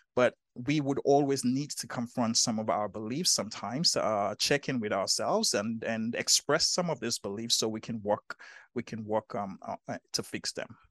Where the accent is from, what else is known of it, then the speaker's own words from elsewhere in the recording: Nigeria; growing up in Nigeria, um, in, in, in, in, in Africa